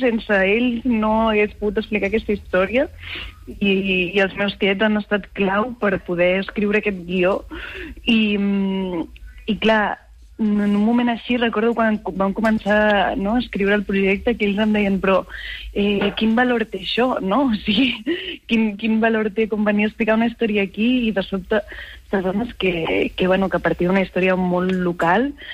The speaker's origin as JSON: {"language": "Catalan", "area": "Garrotxa", "region": "Catalonia", "country": "Spain", "tie": "born or raised there", "also_born_or_lived": "Barcelona / Badalona", "said": "jo vaig néixer a Barcelona, però, soc, però, però vaig viure els sis primers anys de la meva vida a Badalona. I la meva família és de Badalona. I després em vaig mudar a la Garrotxa"}